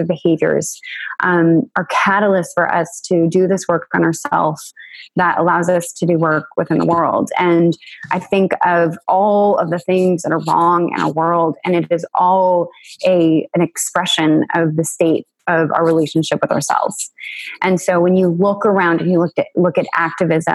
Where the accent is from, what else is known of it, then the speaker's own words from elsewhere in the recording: United States; I was a little girl growing up in the United States